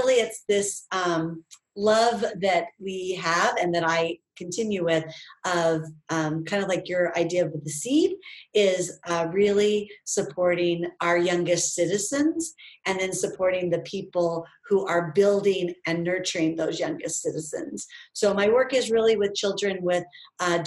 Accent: Idaho, United States; moved away as an adult; also born or lived in Oregon; now in Ohio, United States; I grew up in the West. So I grew up in Idaho

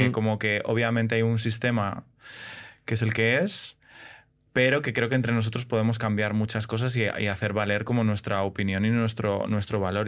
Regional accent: Madrid, Community of Madrid, Spain; Yo soy de Madrid, nacido en Madrid y criado fundamentalmente en Madrid

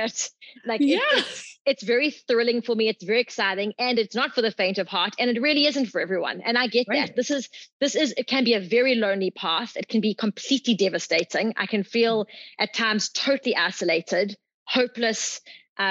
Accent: South Africa; moved away as an adult

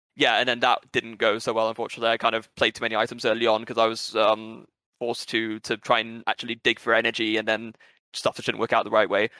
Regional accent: England, United Kingdom; also born or lived in Brazil; by birth, I'm British and Brazilian

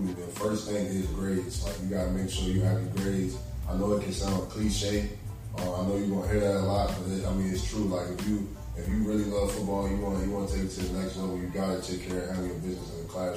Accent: Essex, Virginia, United States; I'm from Essex

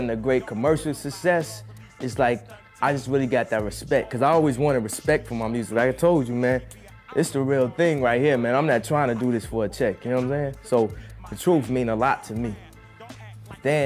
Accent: Chicago, Illinois, United States; I'm from Chicago

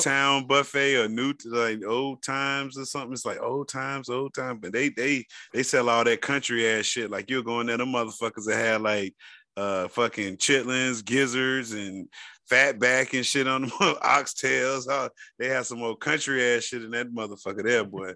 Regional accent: Florida, United States; I'm from Florida, and we have a bad rep with the nation

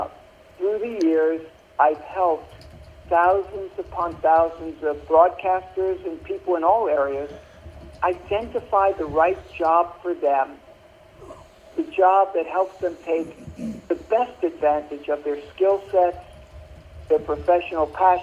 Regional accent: Brooklyn, New York, United States; Well, I grew up in Brooklyn, New York.

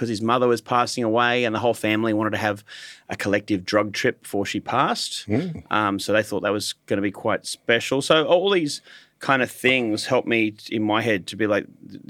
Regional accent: Hornsby, New South Wales, Australia; I grew up in the North Shore of Sydney in Hornsby up until about the age of 18. I went to a private school in Sydney in Lane Cove

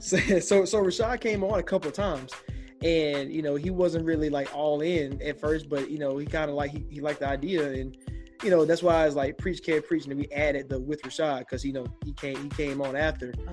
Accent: Augusta, Georgia, United States; I'm from Augusta, so it's right there on the border

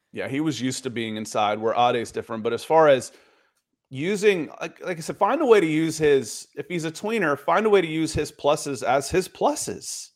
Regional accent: United States; I'm an American

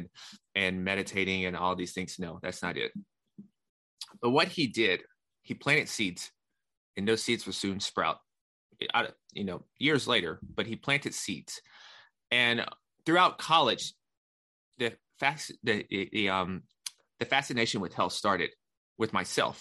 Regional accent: Nashville, Tennessee, United States; I'm born and raised in Nashville.

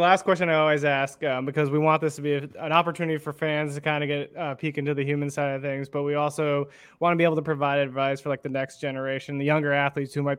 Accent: Arizona, United States; I'm from Arizona originally

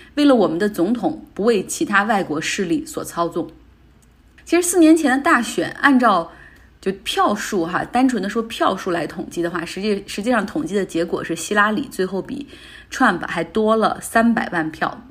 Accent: Northeast China, China; 我们东北那边又出现了下岗潮

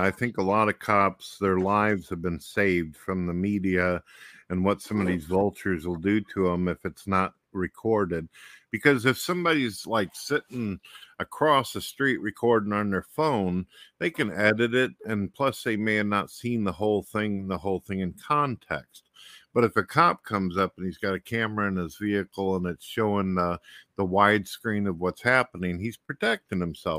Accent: St. Louis, Missouri, United States; I came from St. Louis, Missouri, and that's like one of the murder capitals of the world.

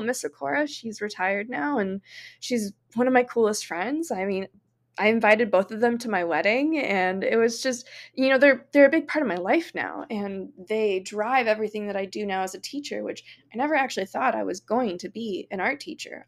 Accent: Florida, United States; I actually teach in my hometown

